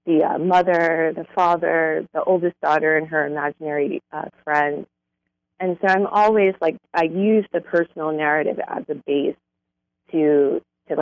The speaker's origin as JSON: {"language": "English", "town": "New York City", "region": "New York", "country": "United States", "tie": "born or raised there", "said": "I grew up in Brooklyn, New York"}